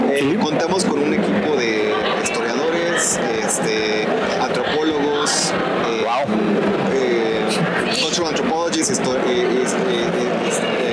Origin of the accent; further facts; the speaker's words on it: Mexico; nosotros como mexicanos nos sentimos muy identificados